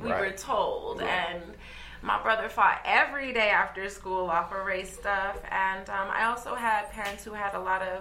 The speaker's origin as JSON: {"language": "English", "town": "Westminster", "country": "United States", "tie": "born or raised there", "said": "I grew up in Westminster"}